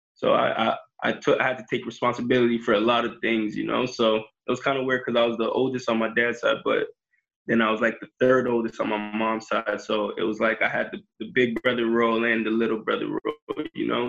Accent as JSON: {"language": "English", "country": "Jamaica", "said": "I'm Jamaican"}